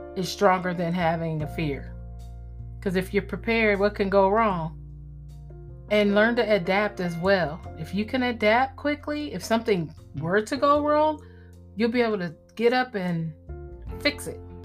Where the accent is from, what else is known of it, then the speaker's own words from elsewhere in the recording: Midwest, United States; I'm from the Midwest.